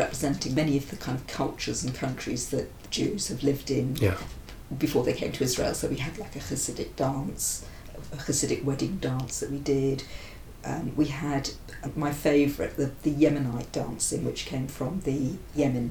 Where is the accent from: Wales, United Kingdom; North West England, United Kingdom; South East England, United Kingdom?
Wales, United Kingdom; now in London, United Kingdom; I'm from Wales and my family will live in Wales.